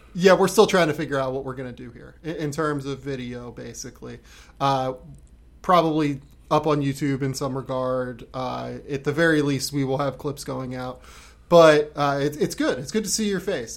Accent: United States; now in Australia; I'm American

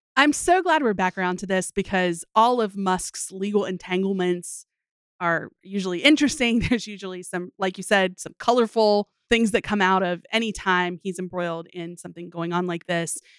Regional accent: United States; we are American

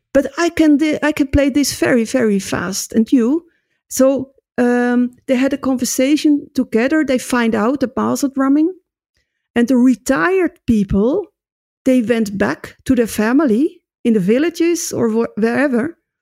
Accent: Netherlands; moved away as an adult; now in Basel, Switzerland; I come from Holland

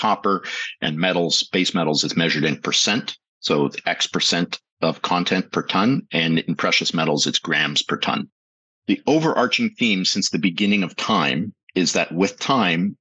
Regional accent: Toronto, Ontario, Canada; also born or lived in Strasbourg / Montreal; I grew up in the East End of Toronto in Scarborough

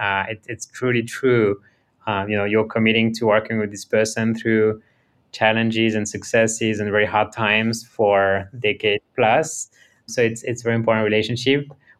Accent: France; born there; I was born in France, but my parents immigrated to France from Romania and Syria in the 80s

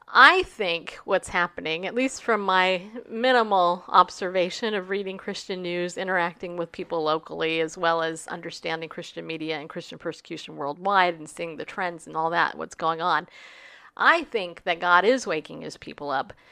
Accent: United States; as an American

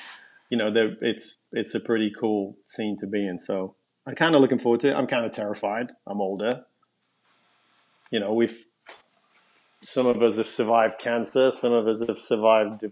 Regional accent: London, United Kingdom; also born or lived in Nottingham; I was born at home in Highbury.

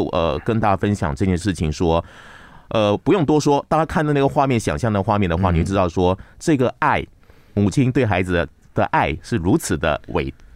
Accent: Malaysia; 我们马来西亚一个文化界的一个大佬

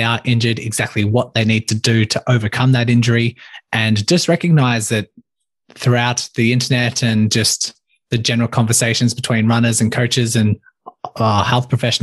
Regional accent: Melbourne, Victoria, Australia; I grew up in Melbourne, Australia, born and raised, still here today

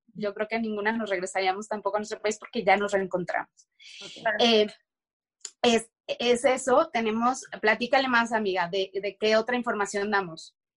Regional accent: Mexico; moved away as an adult; en México, tan siquiera en mi país

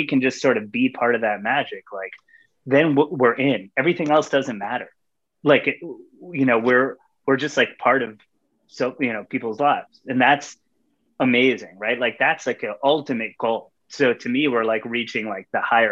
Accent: Long Island, New York, United States; I'm from Long Island, right? Like, I grew up on Long Island

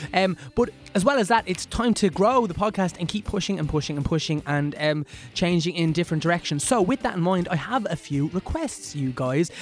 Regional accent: Ireland; I'm Irish

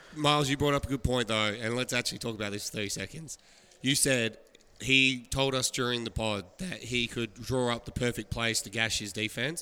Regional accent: Australia; moved away; I'm from Australia

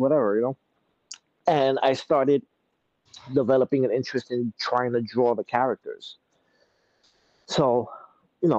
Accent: New York City, New York, United States; moved away as an adult; now in Hoboken, United States; Originally, I'm from Brooklyn, New York, but when me and my wife got married, we moved to Hoboken, New Jersey

